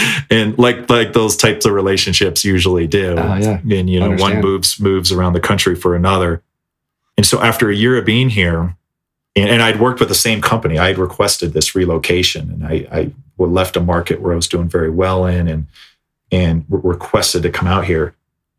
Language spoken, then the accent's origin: English; Minnesota, United States; also born or lived in South Florida; growing up in Minnesota, I mean, I'm no stranger to snow, but coming from lush green South Florida